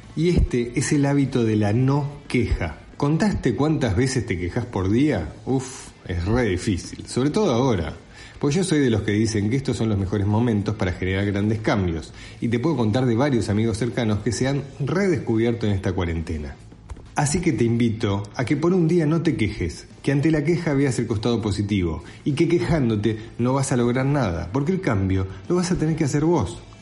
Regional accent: Argentina; Yo nací en Argentina

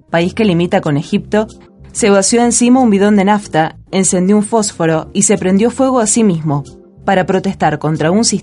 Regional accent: Yemen; also born or lived in Cuba; now in Cairo, Egypt; Yo soy de Yemen del Sur, suriano. Eh, tengo 48 años. Estoy en el Cairo como refugiado. He estudiado química orgánica en Cuba.

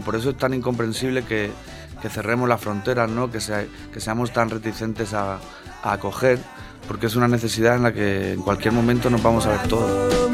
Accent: Region of Murcia, Spain; moved away as an adult; now in Madrid, Spain; yo vengo de la huerta del Segura de la huerta del Segura y a la ribera del río. Y ahí es donde nací, donde nacieron mis padres, donde nacieron mis abuelos

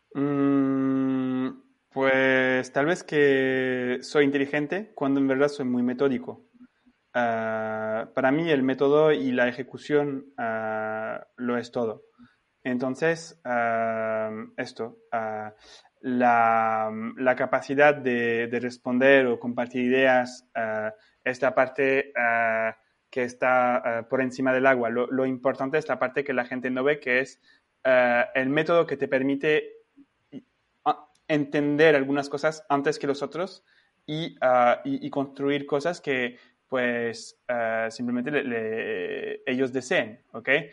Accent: France; yo tengo como francés y, europeo

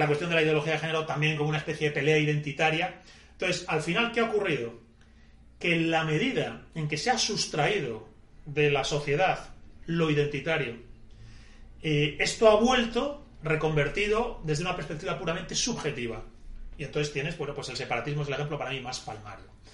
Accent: Spain; somos españoles

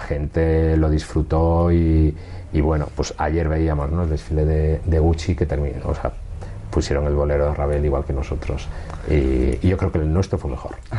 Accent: Galicia, Spain; born or raised there; now in Madrid, Spain

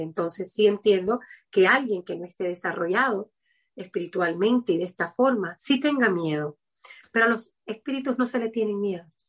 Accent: Havana, Cuba; Yo soy de Cuba, de La Habana

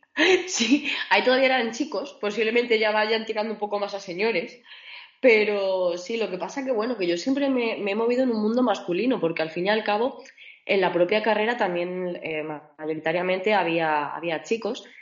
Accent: Mérida, Extremadura, Spain; moved away as an adult; also born or lived in Valladolid; now in Germany; yo soy de Mérida y, me fui a Valladolid a estudiar ingeniería mecánica. Y luego de ahí, pues ya decidí subir un poquito más y me perdí por Alemania

